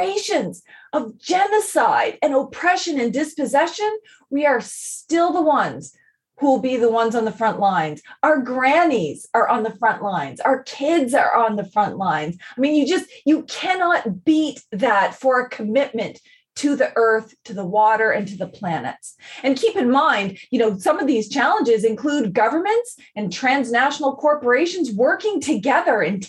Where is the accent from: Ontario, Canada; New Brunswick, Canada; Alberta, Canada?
New Brunswick, Canada; Eel River Bar; my home community is Ugbaganjig, which is Eel River Bar